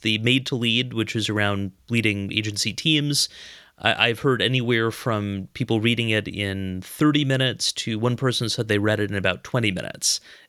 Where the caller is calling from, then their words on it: Raleigh, North Carolina, United States; I am in Raleigh, North Carolina.